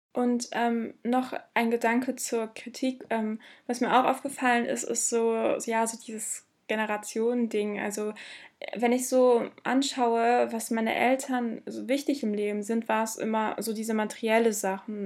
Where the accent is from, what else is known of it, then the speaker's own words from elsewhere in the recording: Bottrop, North Rhine-Westphalia, Germany; ich komme aus Bottrop, meine Familie zumindest